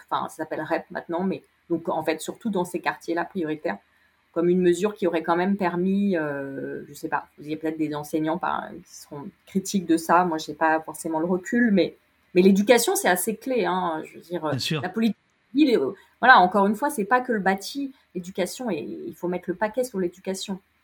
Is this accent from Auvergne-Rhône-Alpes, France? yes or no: yes; Lyon, Auvergne-Rhône-Alpes, France; je suis lyonnaise